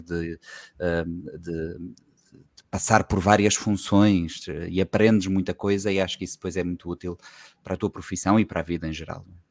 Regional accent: Seixal, Lisbon, Portugal; moved away as an adult; also born or lived in Angola / Cape Verde; now in Praia, Cape Verde; Eu nasci em Lisboa, mas os meus pais tiveram a excelente ideia de me registar na Rentela, na Margem Sul

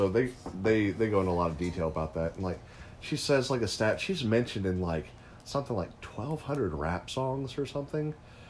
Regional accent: Arkansas, United States; I was born in Arkansas.

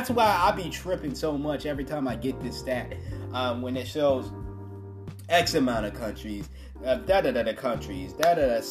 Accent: United States; my home country

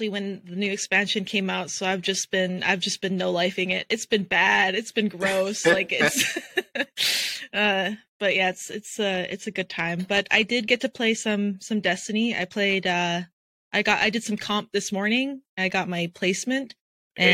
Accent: Alberta, Canada; I'm from Alberta, Canada.

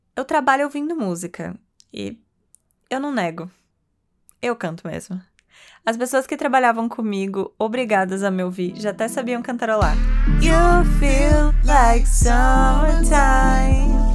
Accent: Bauru, São Paulo, Brazil; Eu, que sou do interior de São Paulo, de uma cidade chamada Bauru, é de lá mesmo que vem o lanche Bauru

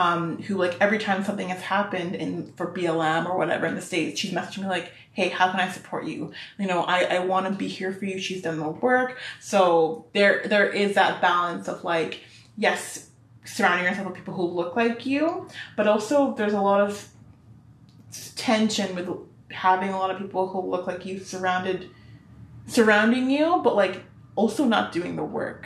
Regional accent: Vancouver, British Columbia, Canada; I was born and raised here

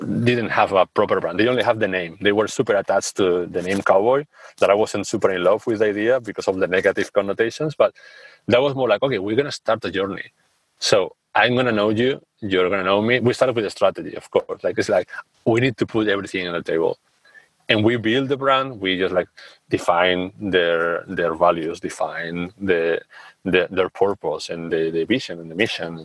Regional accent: Spain; now in Amsterdam, Netherlands; I'm from Spain. We are a culture that is warm and all that. And I live in the Netherlands, in Amsterdam.

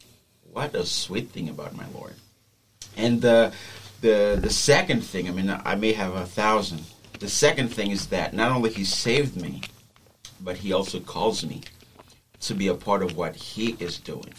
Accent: Haiti; first language Haitian Creole; English is a second language; moved away as an adult; Actually, I was born and raised in Haiti.

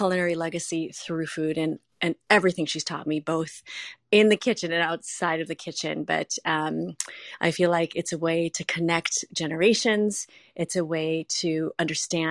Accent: Minneapolis, Minnesota, United States; I grew up in Minneapolis, Minnesota, at a time where there were no Asians

